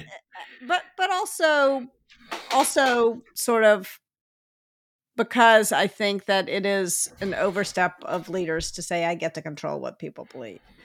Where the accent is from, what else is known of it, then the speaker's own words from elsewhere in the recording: Memphis, Tennessee, United States; I grew up in Memphis